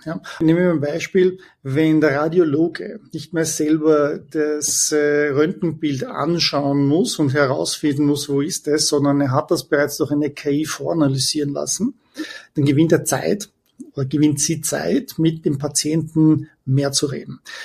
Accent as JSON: {"language": "German", "region": "Vienna", "country": "Austria", "tie": "born or raised there", "also_born_or_lived": "Heidelberg, Germany", "moved": "as an adult", "lives_now": "Palo Alto, United States", "said": "ich bin ursprünglich aus Wien, bin geboren, äh, studiert und bin dann 1998 zur SAP nach Waldorf in die Zentrale nach Deutschland gezogen"}